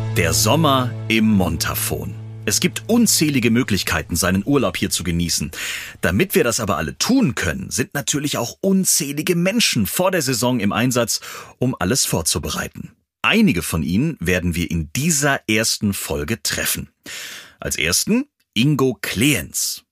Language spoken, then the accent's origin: German; Southern Germany, Germany; Ich komme aus dem Süden Deutschlands